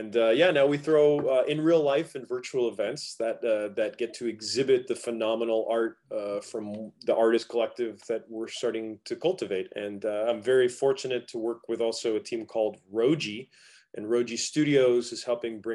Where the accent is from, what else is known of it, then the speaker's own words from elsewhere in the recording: Fort Lauderdale, Florida, United States; also born or lived in Miami; I'm originally from Fort Lauderdale